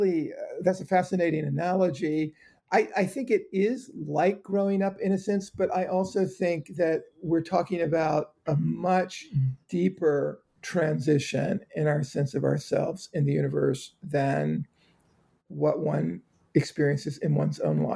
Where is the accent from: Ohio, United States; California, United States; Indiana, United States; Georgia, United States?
Georgia, United States; I grew up in South Georgia. I even remember seeing wave after wave of American fighter jets flying south into Florida during the Cuban Missile Crisis, right over the island I grew up on.